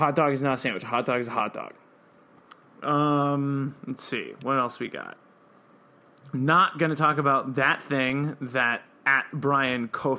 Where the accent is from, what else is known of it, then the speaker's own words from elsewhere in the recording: Salem, Oregon, United States; I am from Salem, Oregon, and kettle chips started in Salem, Oregon